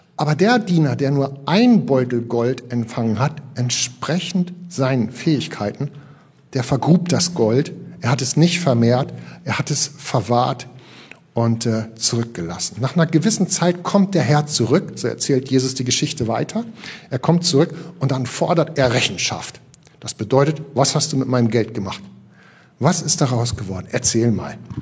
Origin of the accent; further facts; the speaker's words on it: Northern Germany, Germany; Wir sind ja hier äh, richtig als norddeutsche Fischköppe